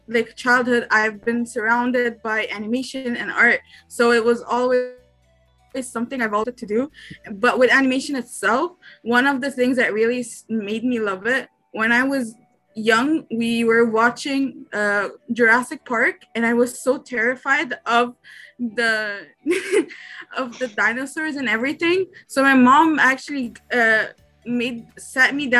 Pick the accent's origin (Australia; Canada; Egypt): Egypt; I'm from Egypt